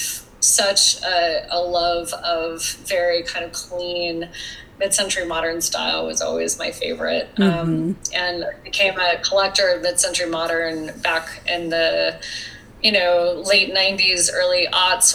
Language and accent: English; Wyoming, United States; as a kid growing up in Wyoming